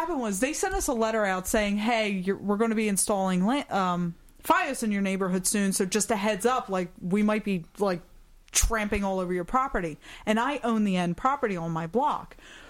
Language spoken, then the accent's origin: English; Germany; born there